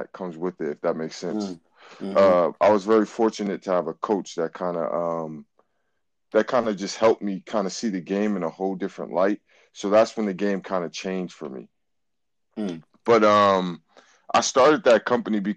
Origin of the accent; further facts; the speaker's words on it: Boston, Massachusetts, United States; I am from Boston, Massachusetts. I am from the rougher side of Boston. I'm from Roxbury.